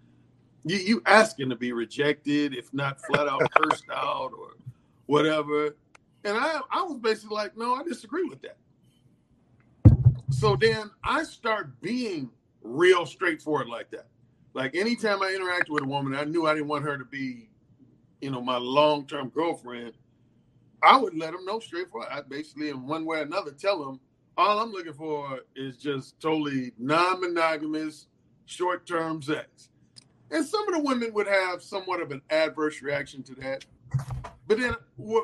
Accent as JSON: {"language": "English", "town": "Gary", "region": "Indiana", "country": "United States", "tie": "born or raised there", "said": "I grew up in Gary, Indiana, born and raised"}